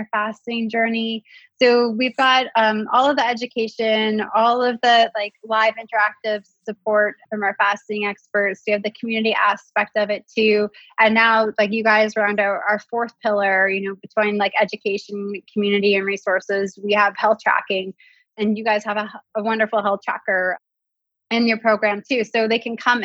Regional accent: Canada; as a Canadian

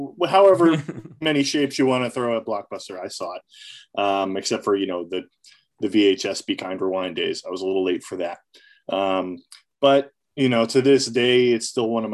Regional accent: a town south of Hartford, Connecticut, United States; I lived a town south of Hartford

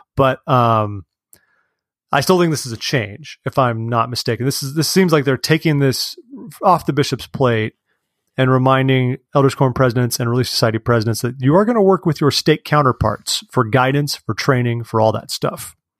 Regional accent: California, United States; As a Californian

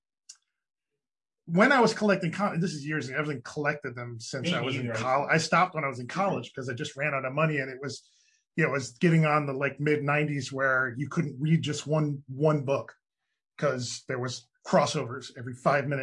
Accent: Victor, New York, United States; I'm from Victor

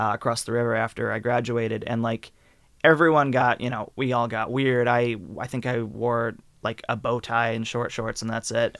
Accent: Eliot, Maine, United States; I grew up in, uh, Elliott, Maine

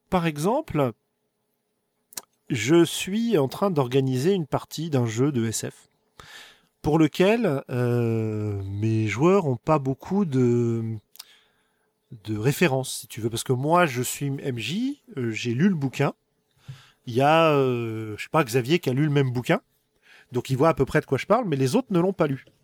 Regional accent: Bourgogne-Franche-Comté, France; accent: rural Burgundy; Ça se trouve, mon accent paysan du fin fond de la Bourgogne, en roulant les airs, etc., dans ma station spatiale, ça va faire un petit peu, un petit peu pourri, quoi.

